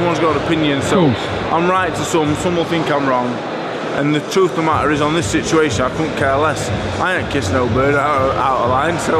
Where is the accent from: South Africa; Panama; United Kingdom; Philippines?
United Kingdom; Doncaster, Yorkshire and the Humber; I'm from Doncaster